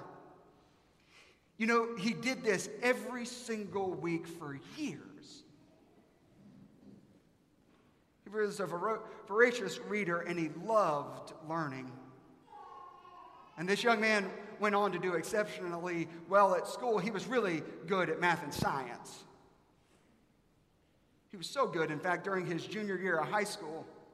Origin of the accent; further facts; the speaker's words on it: South Carolina, United States; now in Dallas, United States; I'm from South Carolina